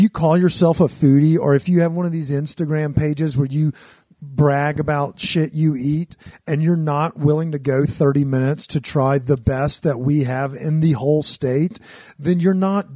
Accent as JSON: {"language": "English", "area": "Cajun country", "region": "Louisiana", "country": "United States", "tie": "born or raised there", "moved": "yes", "lives_now": "Denver, United States", "said": "we grew up in Cajun country."}